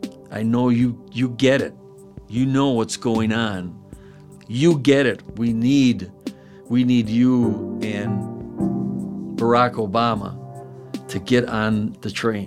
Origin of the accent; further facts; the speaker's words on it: Milwaukee, Wisconsin, United States; I grew up in the Third Ward.